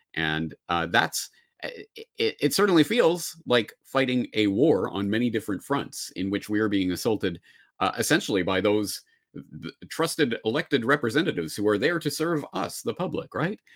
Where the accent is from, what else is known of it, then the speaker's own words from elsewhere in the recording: Canada; now in Japan; I say this as a Canadian in Japan